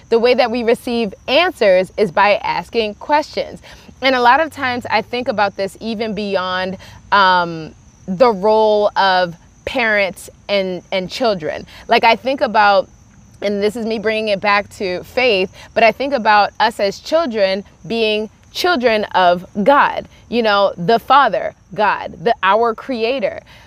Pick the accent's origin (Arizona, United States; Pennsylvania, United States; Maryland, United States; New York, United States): Maryland, United States; Baltimore; I grew up in Baltimore, Maryland, and I was raised in a very traditional Nigerian home